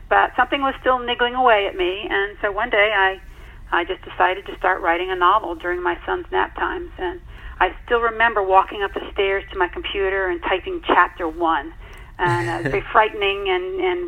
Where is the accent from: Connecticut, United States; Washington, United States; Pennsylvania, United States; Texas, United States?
Connecticut, United States; also born or lived in Virginia; I returned to my home state of Connecticut